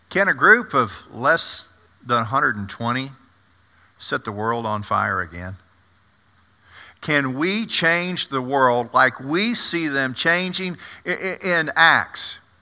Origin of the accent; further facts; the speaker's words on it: the South, United States; I grew up in the South